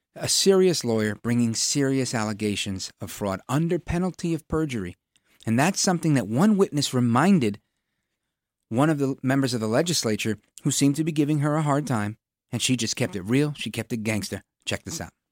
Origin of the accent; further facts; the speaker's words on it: New York City, New York, United States; As a kid growing up in Brooklyn in the eighties